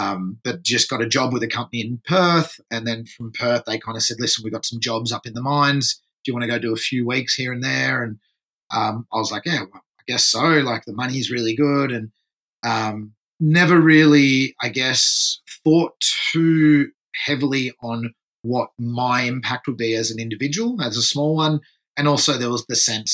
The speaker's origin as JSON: {"language": "English", "country": "France", "tie": "born or raised there", "also_born_or_lived": "Torquay, Victoria, Australia", "moved": "yes", "lives_now": "Byron Bay, Australia", "said": "I was actually born and grew up in France"}